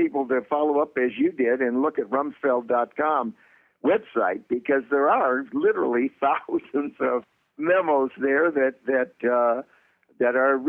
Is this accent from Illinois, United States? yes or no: yes; Chicago, Illinois, United States; And I'm from Chicago.